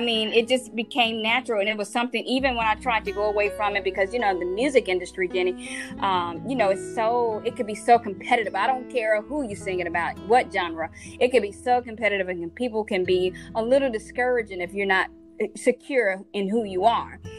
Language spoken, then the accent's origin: English; Mississippi, United States; I'm from Mississippi